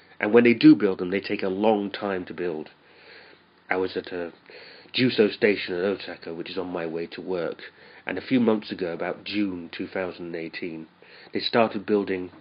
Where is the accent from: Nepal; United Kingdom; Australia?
United Kingdom; now in Japan; where I'm from Britain